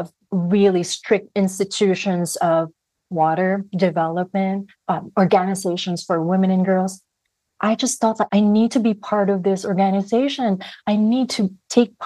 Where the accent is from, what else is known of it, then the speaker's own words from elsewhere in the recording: Philippines; growing up in the Philippines, and when I was growing up, I was a student journalist